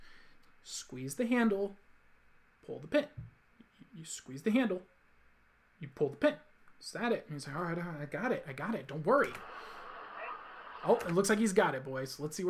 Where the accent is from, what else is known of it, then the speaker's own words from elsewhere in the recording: California, United States; I came from California, also known as Hell, which is the just the worst state in the whole country.